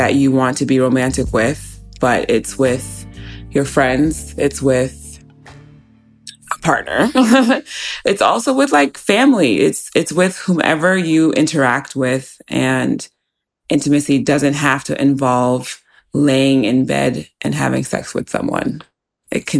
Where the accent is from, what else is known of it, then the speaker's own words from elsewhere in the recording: United States; also born or lived in New York; growing up in the States